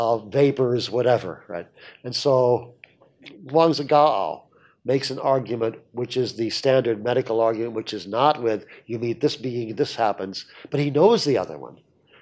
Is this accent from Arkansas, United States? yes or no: yes; Arkansas, United States